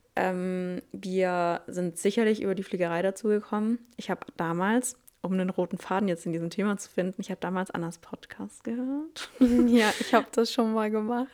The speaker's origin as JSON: {"language": "German", "area": "near Stuttgart", "region": "Baden-Württemberg", "country": "Germany", "also_born_or_lived": "Reutlingen", "said": "ich bin 26, ich komme aus der Nähe von Stuttgart."}